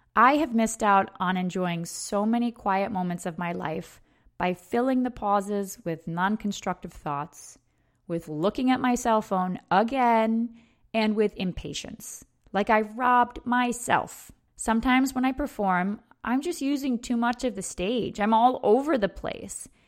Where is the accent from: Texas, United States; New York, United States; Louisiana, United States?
New York, United States; upstate; my hometown in her wedding dress alone on the dance floor in a bar in upstate New York.